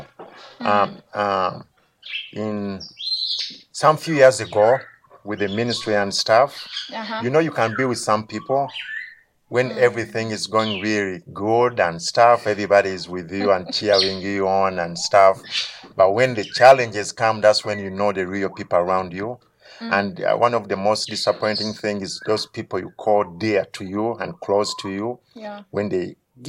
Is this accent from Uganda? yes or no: yes; Kampala, Central Region, Uganda; I was born in Katwe, area called Katwe, here in Kampala.